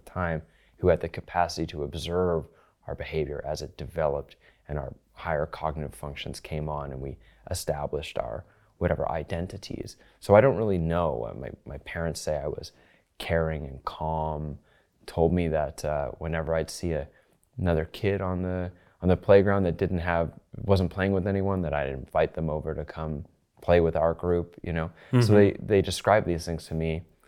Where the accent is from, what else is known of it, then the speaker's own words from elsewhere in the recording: London, Ontario, Canada; I'm from Canada, and I grew up in southwestern Ontario, which is not too far from Toronto, although never in Toronto. I actually was born in a city called London, Ontario.